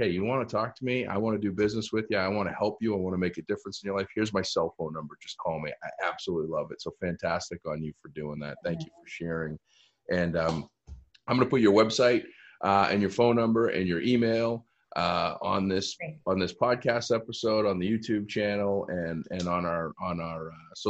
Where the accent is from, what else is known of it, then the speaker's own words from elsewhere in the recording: Easton, Massachusetts, United States; Easton has been so great in my hometown